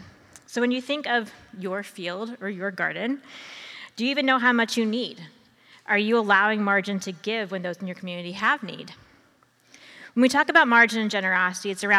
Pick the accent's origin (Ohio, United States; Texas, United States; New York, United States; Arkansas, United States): Ohio, United States; I am from Ohio, I did not grow up on a farm. I grew up in the suburbs